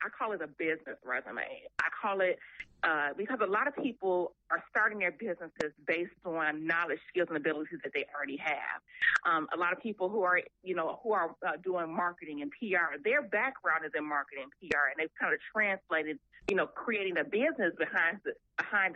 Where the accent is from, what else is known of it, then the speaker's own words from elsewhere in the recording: Chicago, Illinois, United States; My family, I'm born and raised in Chicago.